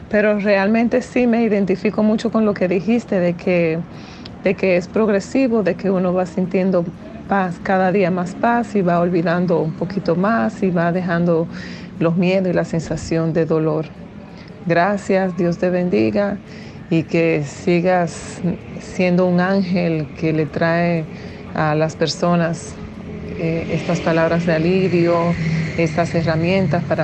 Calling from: Dominican Republic; de República Dominicana.

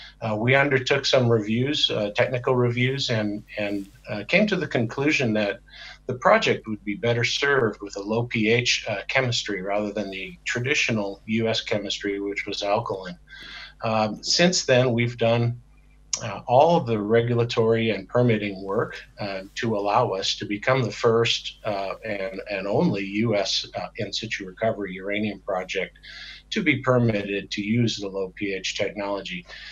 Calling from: Wyoming, United States; I'm in Wyoming, in the United States. It's my home base.

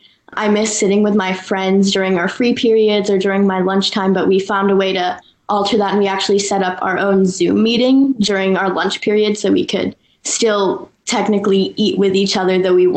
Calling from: Los Angeles, California, United States; I'm going into 10th grade, and I'm calling in from Los Angeles.

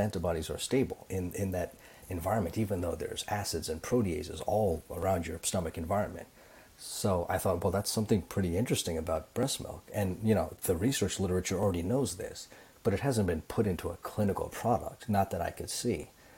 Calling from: Toronto, Ontario, Canada; Also in Toronto.

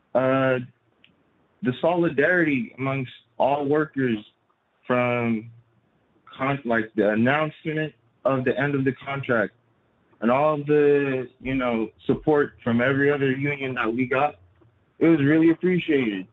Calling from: Southern Nevada, United States; I'm calling from Southern Nevada

